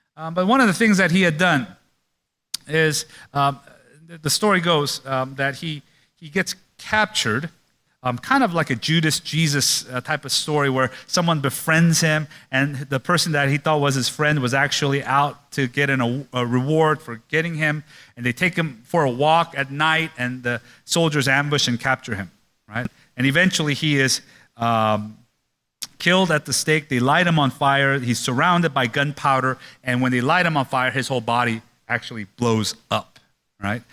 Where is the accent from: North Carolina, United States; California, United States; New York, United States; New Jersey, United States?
California, United States; Oakland; I grew up in Oakland